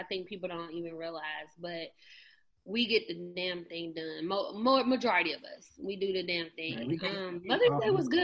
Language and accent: English; Georgia, United States; I'm born and raised in Georgia.